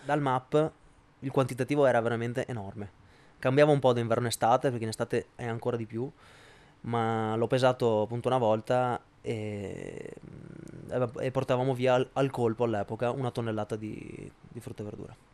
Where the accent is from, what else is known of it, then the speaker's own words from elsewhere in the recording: Padua, Veneto, Italy; sono di Padova